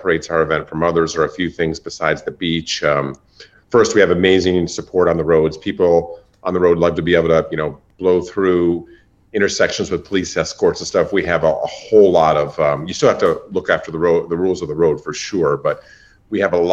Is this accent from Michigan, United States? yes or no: yes; East Lansing, Michigan, United States; now in Grand Rapids, United States; I'm a hardcore, you know, Michigan State guy growing up in East Lansing.